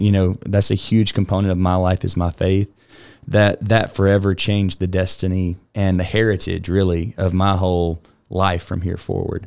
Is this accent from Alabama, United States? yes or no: yes; Alabama, United States; now in Houston, United States; I'm originally from Alabama, grew up in a really